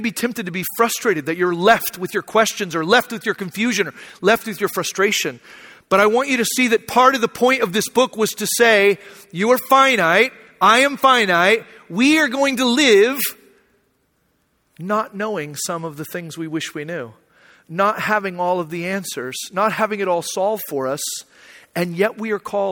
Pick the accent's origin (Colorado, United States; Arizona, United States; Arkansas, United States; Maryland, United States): Arizona, United States; moved away; I grew up in Arizona, so I don't know that much about snow or driving in the ice.